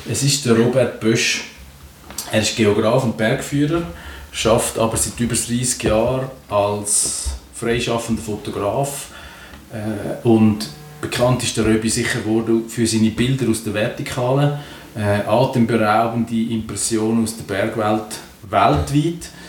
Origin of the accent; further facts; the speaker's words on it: Limmat Valley, Zurich, Switzerland; ich bin aus dem Limmatal